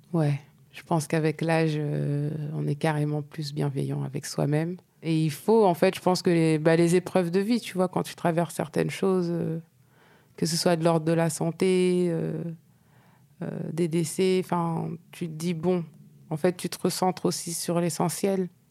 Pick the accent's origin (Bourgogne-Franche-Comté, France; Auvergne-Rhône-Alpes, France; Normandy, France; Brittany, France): Normandy, France; je viens de Normandie.